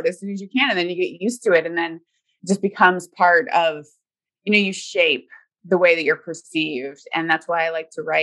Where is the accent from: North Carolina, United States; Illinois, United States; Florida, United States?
Florida, United States; now in Seattle, United States; I grew up in Florida